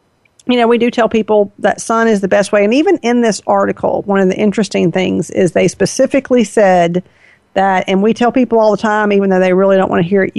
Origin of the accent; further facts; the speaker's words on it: the South, United States; I'm from the South.